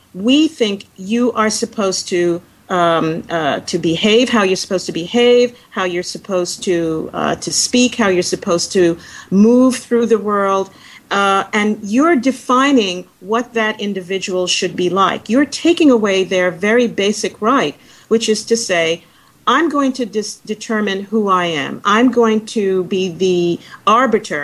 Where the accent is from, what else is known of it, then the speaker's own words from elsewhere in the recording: United States; particularly for African Americans, a group of which I am a part. We all subscribe to our country's claims of equality of all people